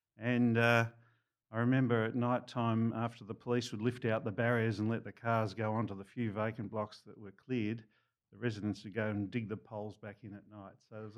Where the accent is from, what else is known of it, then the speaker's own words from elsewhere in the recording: Frankston, Victoria, Australia; We grew up in Frankston, lovely seaside town, certainly after it was sewered.